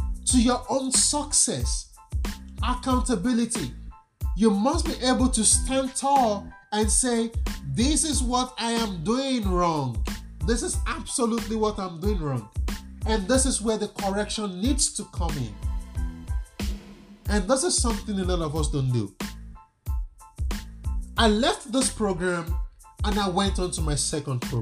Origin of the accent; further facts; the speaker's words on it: Nigeria; I'm a Nigerian